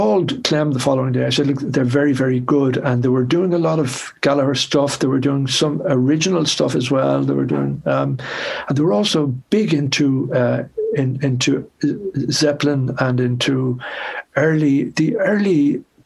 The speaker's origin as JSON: {"language": "English", "area": "South Tipperary", "region": "Munster", "country": "Ireland", "also_born_or_lived": "Dublin", "moved": "yes", "lives_now": "Cork, Ireland", "said": "I'm originally from South Tipperary, but I live in Cork now."}